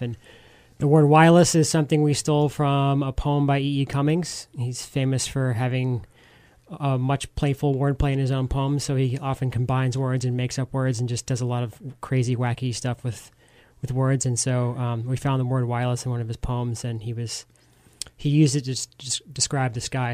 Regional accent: Atlanta, Georgia, United States; now in Asheville, United States; I grew up in Atlanta, uh, the suburbs

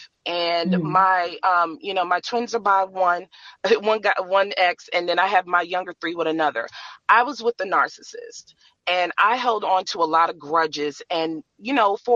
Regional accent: Maryland, United States; I'm from Maryland as well

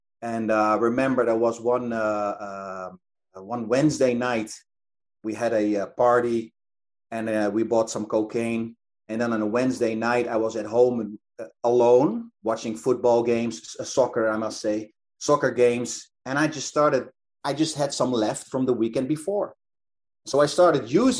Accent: Netherlands; it was in my hometown

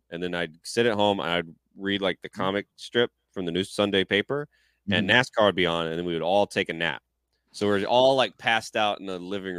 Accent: the South, United States; especially growing up in the South

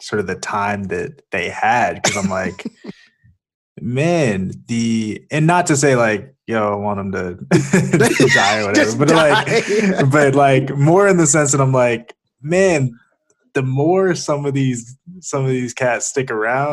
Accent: Charlotte, North Carolina, United States; moved away; I'm from North Carolina originally, from Charlotte

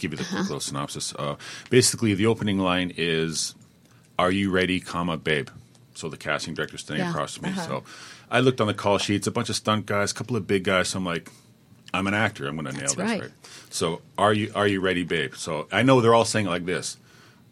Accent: Toronto, Ontario, Canada; moved away as an adult; now in Los Angeles, United States; I moved to Los Angeles is for the relationships because I'm from Toronto

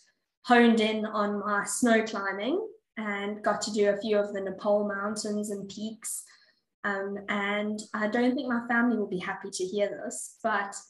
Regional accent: South Africa; now in Perth, Australia; As a child, growing up in South Africa, I used to go to my grandfather's game farm

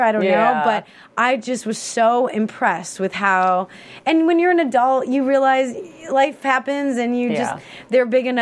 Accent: Chicago, Illinois, United States; born and raised in Chicago

